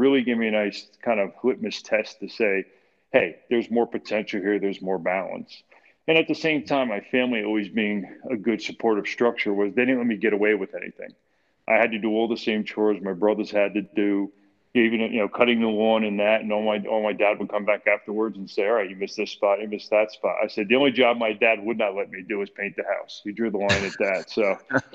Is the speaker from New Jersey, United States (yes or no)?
yes; Clifton, New Jersey, United States; also born or lived in Millburn, New Jersey; Born and raised in Clifton, New Jersey, 1963